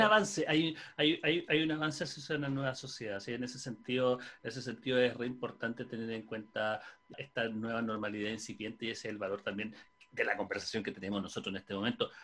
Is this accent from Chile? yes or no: yes; Chile; la cultura del cerdo es algo que hemos heredado también como chilenos